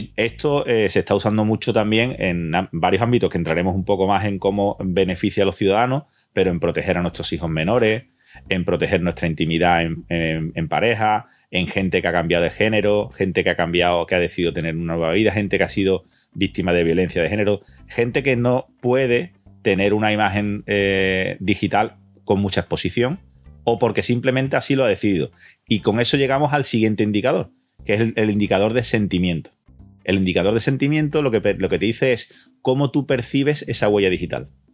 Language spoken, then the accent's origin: Spanish; Andalusia, Spain; como andaluces que somos